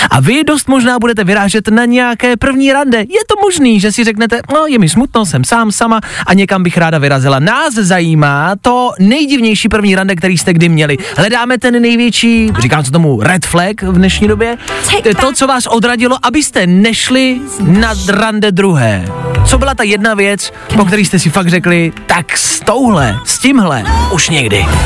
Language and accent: Czech; Kralupy nad Vltavou, Central Bohemian Region, Czechia; now in Prague, Czechia; pocházím z Kralup, ale teďko jsem Pražská.